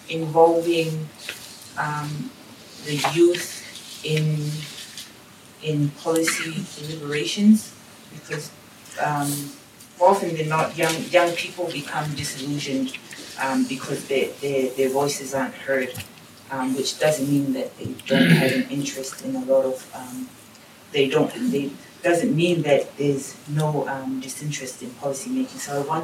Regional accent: Tonga; moved away as an adult; now in Canberra, Australia; from Tonga, but I'm currently studying at the Australian National University.

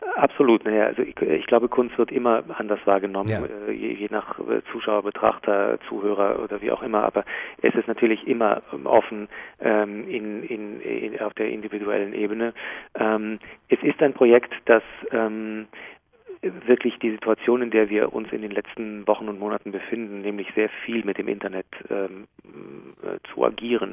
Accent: Jerusalem, Jerusalem District, Israel; now in Hamburg, Germany; in äh, Jerusalem, wo ich aufgewachsen bin

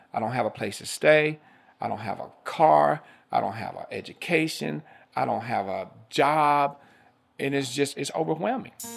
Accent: Greensboro, North Carolina, United States; Being from Greensboro, North Carolina

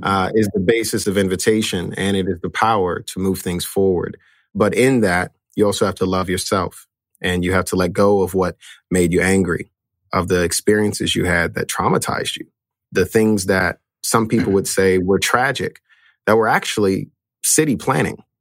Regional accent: Chicago, Illinois, United States; I grew up in, in a area called K-Town

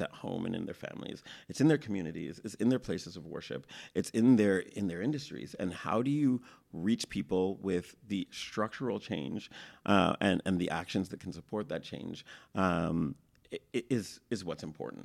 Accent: Toronto, Ontario, Canada; growing up in Toronto

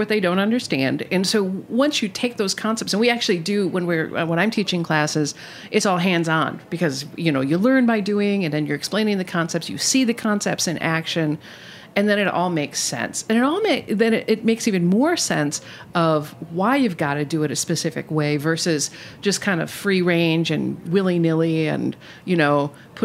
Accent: Milwaukee, Wisconsin, United States; I'm from Milwaukee, so means beer.

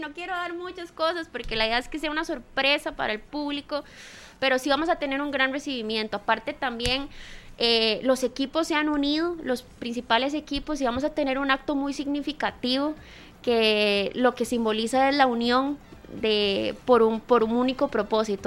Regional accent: Costa Rica; como ticos

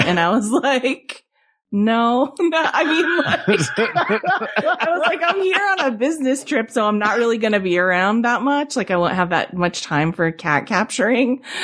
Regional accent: New England, United States; I grew up in New England

